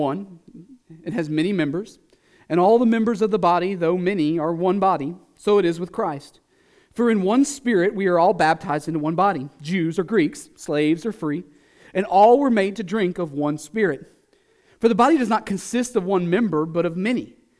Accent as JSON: {"language": "English", "region": "the South", "country": "United States", "said": "I'm just enough from the South to know that there's a lot of things that salt makes better, like watermelon."}